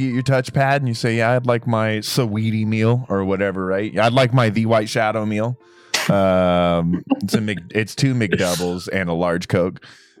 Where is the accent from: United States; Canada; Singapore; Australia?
United States; I'm an American